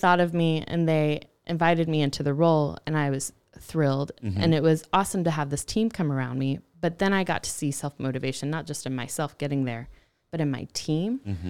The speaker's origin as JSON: {"language": "English", "region": "North Carolina", "country": "United States", "tie": "born there", "also_born_or_lived": "Missouri / Georgia / Texas", "said": "Ooh, I was born in North Carolina."}